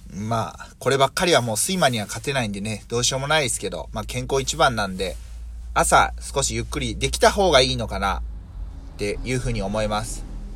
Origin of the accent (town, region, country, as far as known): Mie, Japan; born or raised there